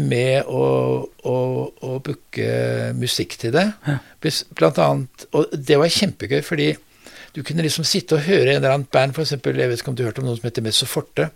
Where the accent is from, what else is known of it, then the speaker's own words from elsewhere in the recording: Oslo, Norway; also born or lived in Bodø; Jeg er født, jeg er født i Bodø, ja. og så er jeg vokst opp uh, i Oslo